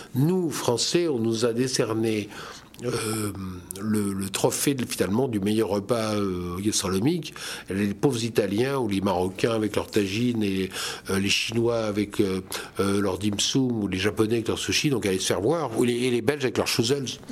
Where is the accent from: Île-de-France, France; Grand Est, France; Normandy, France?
Grand Est, France; Lorraine; Je suis alsacien professionnel, mais je suis lorrain de naissance et je suis fier d'être lorrain.